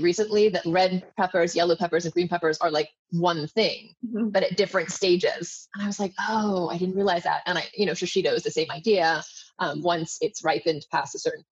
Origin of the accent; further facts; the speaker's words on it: Hong Kong; I grew up in Hong Kong